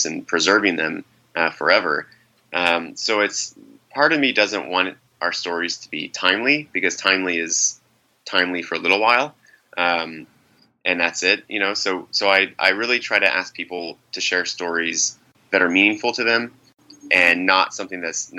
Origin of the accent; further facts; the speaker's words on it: Driftwood, Texas, United States; also born or lived in Brooklyn, New York City; now in New York City, United States; a gay teenager growing up in a small town in Texas